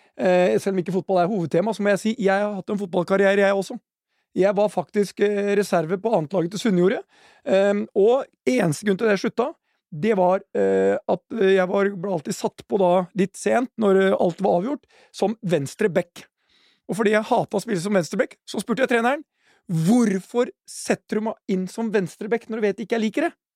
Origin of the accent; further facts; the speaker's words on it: Norway; Jeg er stolt som nordmann